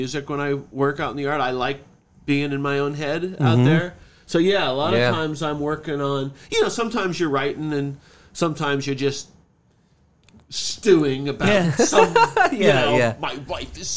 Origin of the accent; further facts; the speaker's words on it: California, United States; I was from California